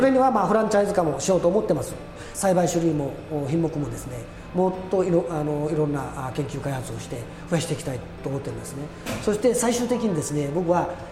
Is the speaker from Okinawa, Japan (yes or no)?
yes; Chinen, Okinawa, Japan; born or raised there